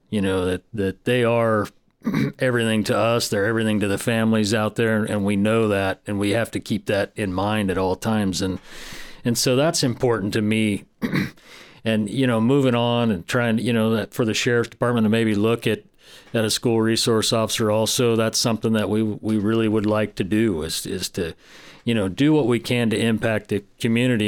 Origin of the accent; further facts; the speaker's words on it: Del Norte County, California, United States; I grew up in Del Norte County. I have strong roots here